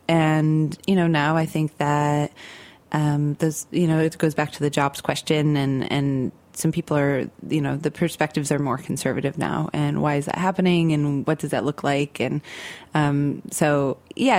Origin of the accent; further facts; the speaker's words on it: Central New York, United States; I grew up in Central New York in more of like a suburban area, um, but kind of on the end of the Rust Belt. Like I grew up near Lake Ontario